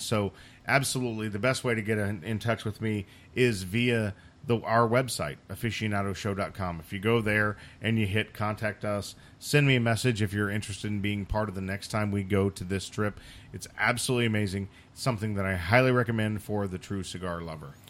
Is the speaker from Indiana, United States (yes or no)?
yes; Indiana, United States; I grew up in Indiana